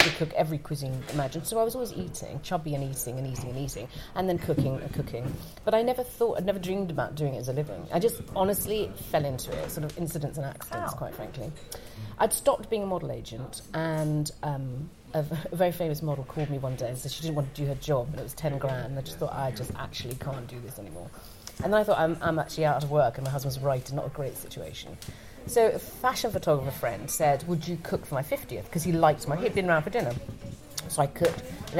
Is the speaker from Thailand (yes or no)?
yes; Thailand; I grew up in Thailand where they eat everything.